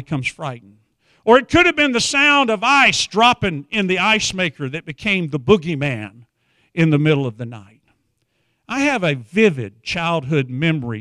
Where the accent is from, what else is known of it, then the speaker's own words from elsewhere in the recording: Wichita Falls, Texas, United States; I'm from Wichita Falls area